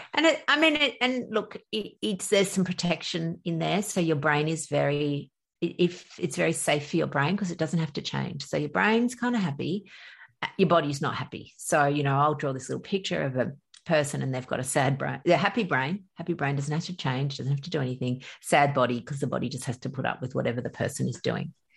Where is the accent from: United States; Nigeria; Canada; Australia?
Australia; accent: Australian; I'm from Australia. You can probably tell by my accent.